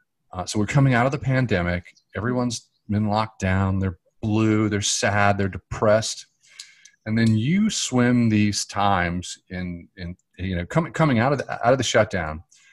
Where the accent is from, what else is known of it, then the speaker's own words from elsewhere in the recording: Charlotte, North Carolina, United States; I grew up in Charlotte.